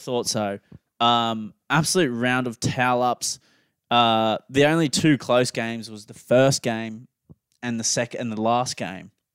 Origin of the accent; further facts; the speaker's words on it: Australia; we're both Australian.